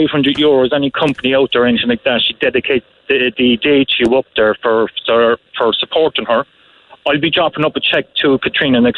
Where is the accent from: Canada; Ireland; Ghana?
Ireland; West Limerick, Munster; moved away as an adult; also born or lived in Cork City; I'm originally from West Limerick